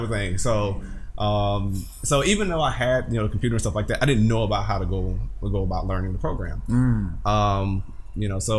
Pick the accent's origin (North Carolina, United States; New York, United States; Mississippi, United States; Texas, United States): Mississippi, United States; rural; moved away as an adult; now in Bay Area, United States; I grew up in Mississippi, rural Mississippi